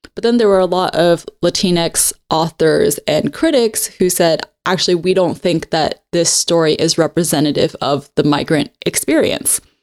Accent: Hong Kong; Because I grew up in Hong Kong, but I grew up speaking English better than my Cantonese.

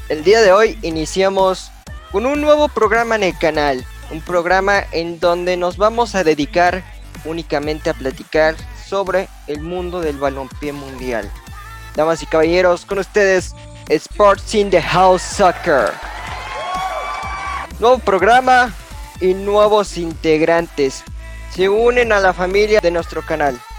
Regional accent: Mexico; como somos de México, y hay que hablar del balompié nacional mexicano.

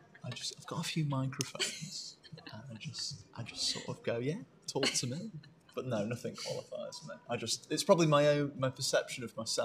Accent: Derby, East Midlands, United Kingdom; Going to Derby Theatre, which is my hometown.

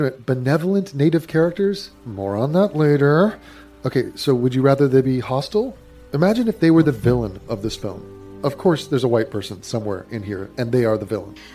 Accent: England, United Kingdom; I'm indigenous English.

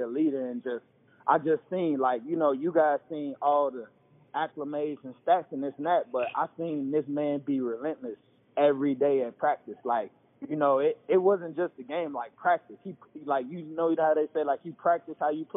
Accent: Chicago, Illinois, United States; also born or lived in Ohio; I'm from Chicago

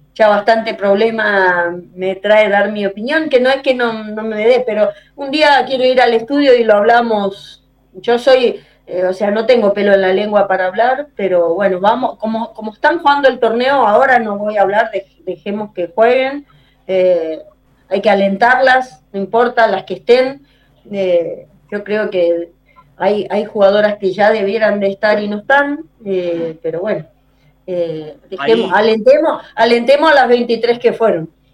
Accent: Argentina; moved away; cuando yo voy a mi pueblo, Salada

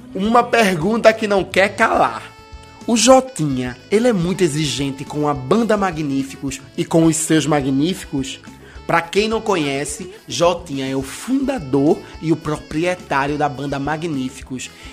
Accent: Recife, Pernambuco, Brazil; Que luxo na minha terra. Na, na nossa terra

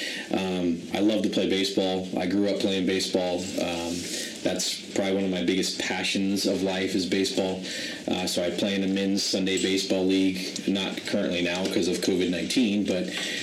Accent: Lancaster, California, United States; also born or lived in Panorama City, California; now in Acton, United States; I was actually born in Panorama City, but I was raised in Lancaster and practically lived in Lancaster till I was 33, and now I'm here in Acton.

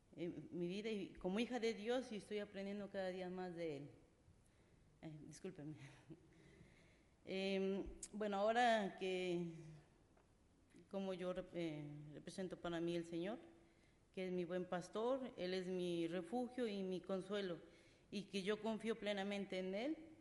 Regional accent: Mexico; moved away; yo soy de México, fui criada con costumbres de mi familia

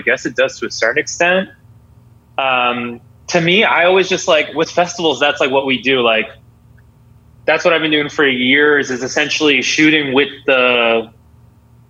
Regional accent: Boston, Massachusetts, United States; I'm from Boston

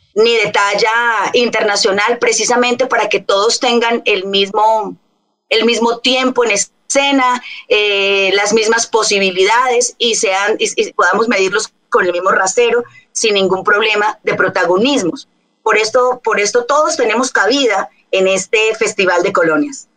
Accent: Colombia; now in Bogotá, Colombia; personas que nacimos en Colombia, un país sin igual

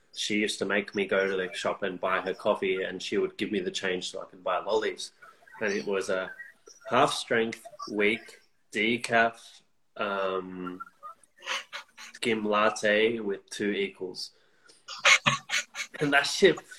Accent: Canberra, Australian Capital Territory, Australia; my hometown, Canberra.

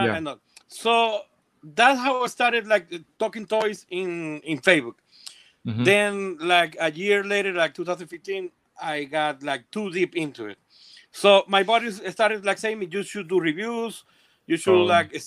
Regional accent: Venezuela; moved away as an adult; now in Colombia; I was born in Venezuela, then I had to leave my country. We came to Colombia

